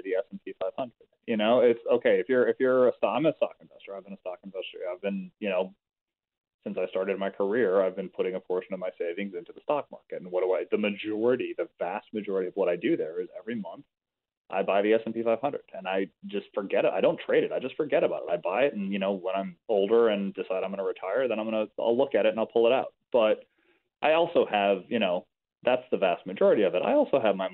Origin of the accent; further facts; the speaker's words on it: Chicago, Illinois, United States; I'm from Chicago.